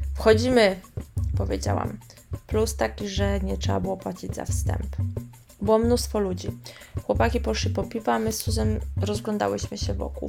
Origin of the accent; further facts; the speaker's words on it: Poland; moved away as an adult; now in Rio de Janeiro, Brazil; ja jestem z Polski, z Europy